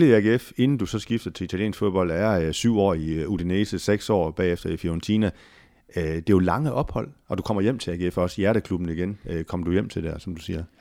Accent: Jutland, Denmark; Jeg er stadigvæk jyde.

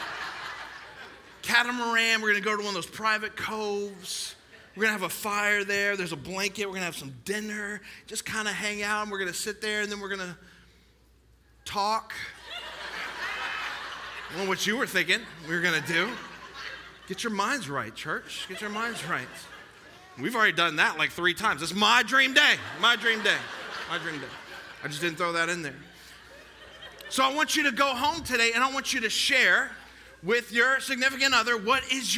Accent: United States; I'm an American

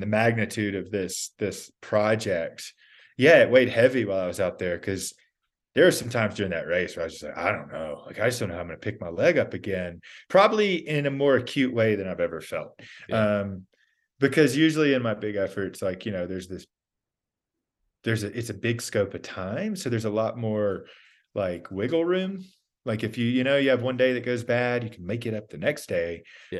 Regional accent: Georgia, United States; also born or lived in Texas; I grew up in Georgia.

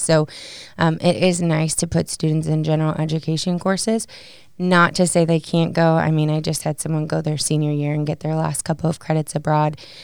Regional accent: Batavia, Illinois, United States; moved away as an adult; now in Maryville, United States; I'm from a suburb called Batavia. It's about forty-five miles west of Chicago

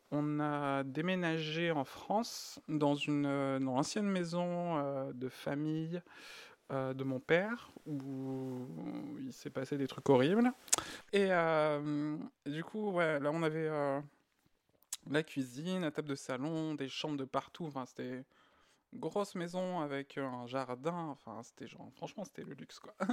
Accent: Greece; born there; Euh, moi, je suis né en Grèce.

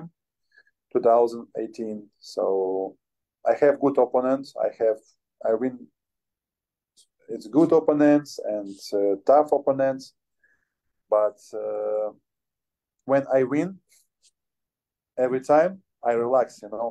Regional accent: Ukraine; English is a second language; I'm from Ukraine. I have good bad situation in my country.

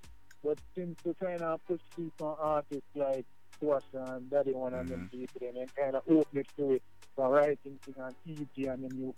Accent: Montego Bay, Saint James, Jamaica; now in New Jersey, United States; you know. I'm from Montego Bay, Jamaica. You know, currently now I live in New Jersey.

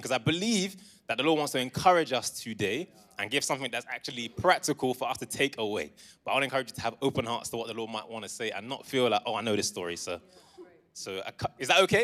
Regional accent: Essex and London, East of England, United Kingdom; moved away as an adult; now in Coventry, United Kingdom; I was raised in Essex and in London, but I came here for uni in twenty fourteen and I've been here since

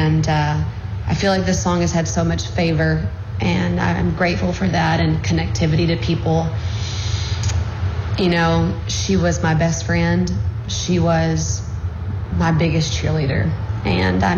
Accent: Alabama, United States; But I grew up in Alabama, and I lived on Pines Road.

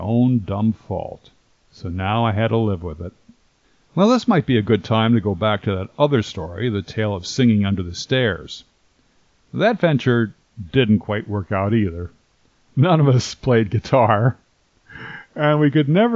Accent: 45 minutes from Paramus, New Jersey, United States; the shopping center in Paramus, New Jersey, an enormous 45 minutes away from my hometown

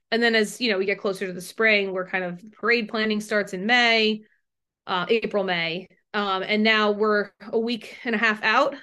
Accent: Ridgewood, New Jersey, United States; I grew up in Ridgewood

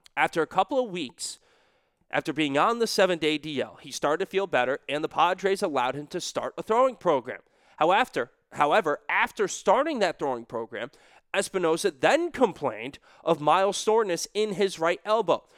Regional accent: New England, United States; I'm still from New England

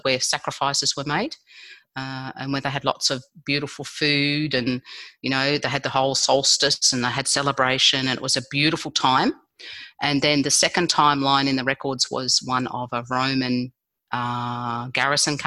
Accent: Australia; I was born in Australia

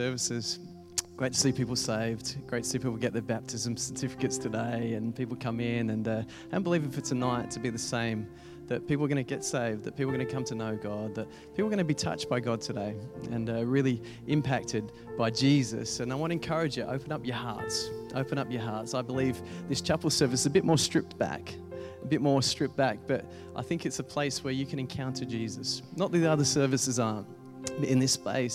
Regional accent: England, United Kingdom; I'm an Englishman in an Englishman's body, I think. So that's why they got me to speak here, because I'm very sensitive, I got told, and very, very English.

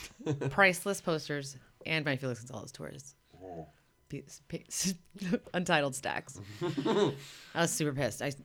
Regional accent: Miami, Florida, United States; now in Los Angeles, United States; when I was a kid growing up in Miami

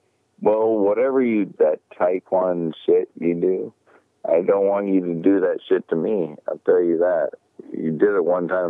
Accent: United States; as American

